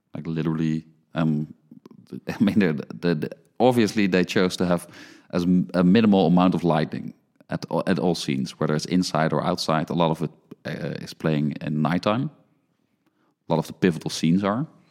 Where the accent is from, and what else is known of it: Netherlands; born or raised there